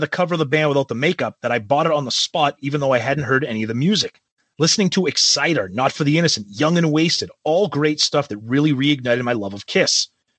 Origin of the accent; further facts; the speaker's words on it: Midwest, United States; I grew up in the Midwest, no cable TV at my house, no internet, obviously.